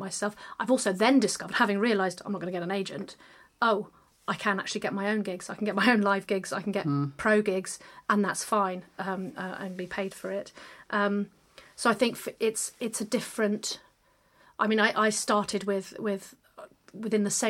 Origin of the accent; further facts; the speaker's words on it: London, United Kingdom; I'm a Londoner and I perform in London